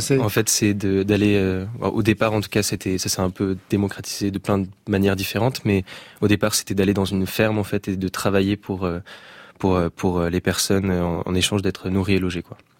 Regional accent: Saint-Malo, Brittany, France; je suis de Saint-Malo, du coup. J'habite à côté de Saint-Malo, sur les bords de Rance.

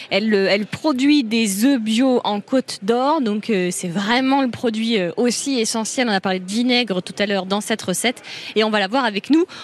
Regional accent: Noidan, Bourgogne-Franche-Comté, France; De Noidan, un petit village euh, près de Pouilly-en-Auxois.

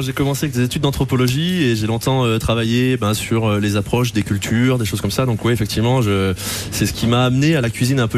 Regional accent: Apinac, Auvergne-Rhône-Alpes, France; je suis originaire d'Apinac comme lui

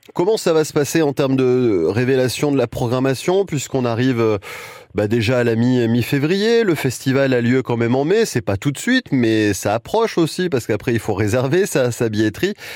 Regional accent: Mayenne, Pays de la Loire, France; à Saint-Poix, chez nous, en Mayenne

